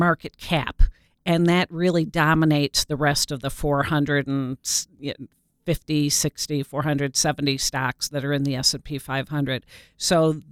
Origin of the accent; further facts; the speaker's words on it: Detroit, Michigan, United States; I'm from Detroit